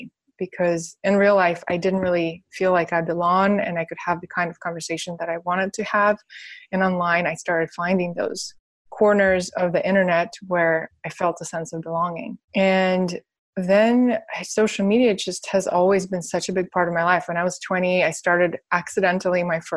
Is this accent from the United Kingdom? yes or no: no; Russia; now in United States; I'm from Russia, so I don't have an American passport